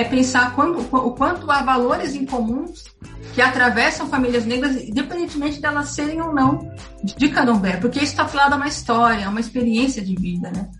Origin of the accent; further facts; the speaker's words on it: São Paulo, Brazil; sou da periferia de São Paulo, da Zona Leste